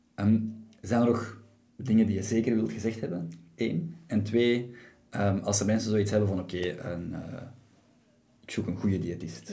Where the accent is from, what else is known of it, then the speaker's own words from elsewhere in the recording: Belgium; ik ben Belg